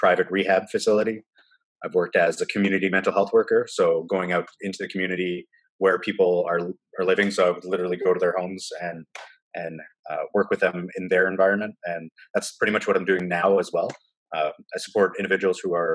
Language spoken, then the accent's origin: English; Timmins, Ontario, Canada; moved away as an adult; also born or lived in Guelph, Ontario; now in Kitchener, Canada; I currently live in Kitchener, Ontario, Canada. I grew up in Timmins, Ontario